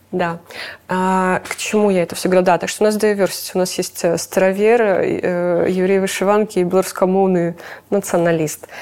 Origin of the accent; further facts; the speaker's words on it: Belarus; мы гордимся тем, что мы белорусы